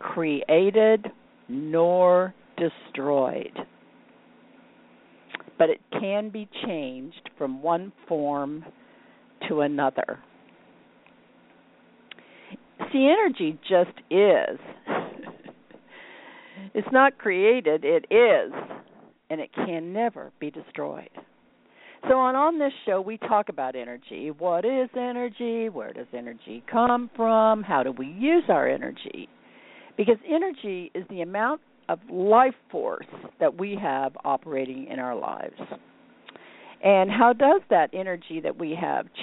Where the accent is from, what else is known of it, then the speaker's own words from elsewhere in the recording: Midwest, United States; moved away as an adult; now in California, United States; We're all from the Midwest